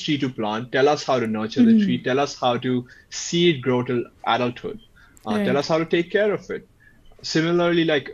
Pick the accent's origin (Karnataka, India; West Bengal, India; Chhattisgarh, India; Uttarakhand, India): Chhattisgarh, India; also born or lived in Madhya Pradesh / United States; a place like Chhattisgarh, where I grew up in Chhattisgarh in Madhya Pradesh.